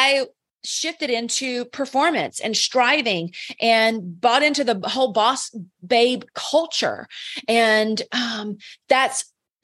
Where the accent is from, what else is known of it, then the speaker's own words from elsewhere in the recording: the South, United States; I'm from the South